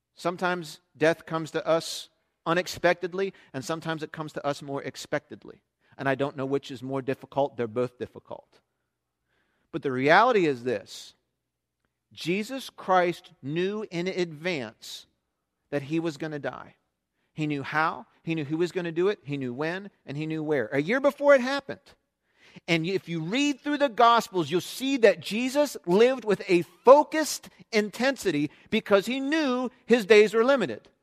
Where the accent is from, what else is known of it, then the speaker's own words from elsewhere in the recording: South Central Pennsylvania, United States; I grew up in South Central Pennsylvania